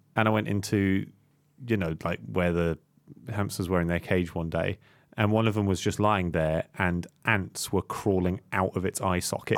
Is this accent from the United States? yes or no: no; Singapore; I grew up in Southeast Asia. I grew up in Singapore